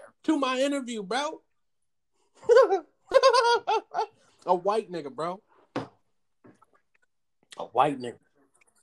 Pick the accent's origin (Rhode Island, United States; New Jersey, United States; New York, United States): New Jersey, United States; now in Philadelphia, United States; I'm from Jersey.